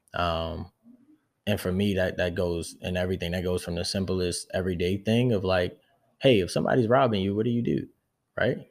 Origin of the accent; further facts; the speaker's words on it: United States; first language English; I'm American, I'm not French.